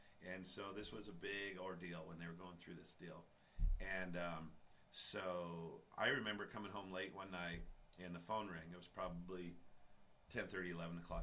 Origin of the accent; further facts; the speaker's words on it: Cheyenne, Wyoming, United States; I was born and raised here